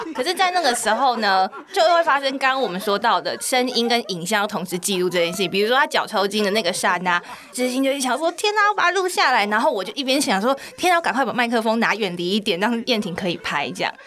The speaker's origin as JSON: {"language": "Chinese", "town": "Pingtung", "region": "Pingtung County", "country": "Taiwan", "tie": "born or raised there", "moved": "as an adult", "lives_now": "Taipei, Taiwan", "said": "这次有到屏东嘛，是我的故乡"}